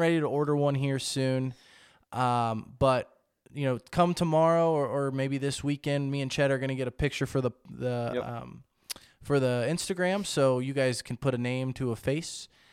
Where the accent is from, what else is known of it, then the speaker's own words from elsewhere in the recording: United States; I'm from America